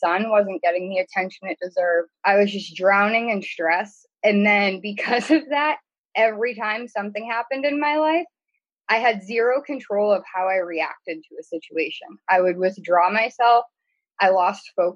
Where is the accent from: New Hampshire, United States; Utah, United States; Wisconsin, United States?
New Hampshire, United States; I'm from New Hampshire